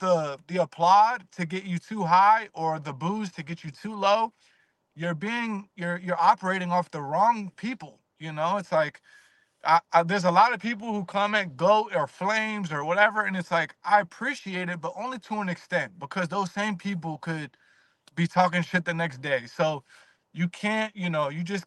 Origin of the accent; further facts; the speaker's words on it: Virginia, United States; I'm from Virginia